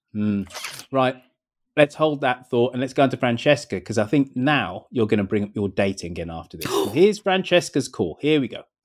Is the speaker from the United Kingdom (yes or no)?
yes; Birmingham, West Midlands, United Kingdom; invented in my hometown